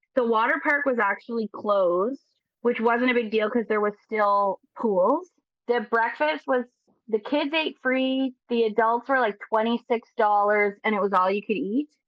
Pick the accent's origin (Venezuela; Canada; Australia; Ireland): Canada; Nova Scotia; I'm from Nova Scotia